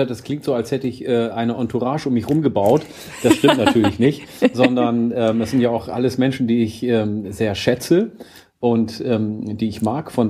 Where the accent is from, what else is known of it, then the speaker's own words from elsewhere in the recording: Oromia, Ethiopia; den Ursprung der plattdeutschen Sprache in meiner Heimat Oromia, weil ich habe ja auch Plattdeutsch von meinem Urgroßvater gelernt.